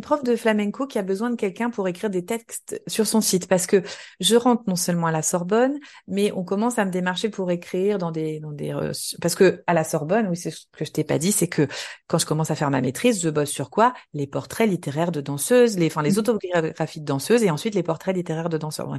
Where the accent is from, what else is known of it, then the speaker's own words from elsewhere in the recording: Nancy, Grand Est, France; moved away as an adult; j'ai grandi en Lorraine, à Nancy. J'y suis restée jusqu'à mes 20 ans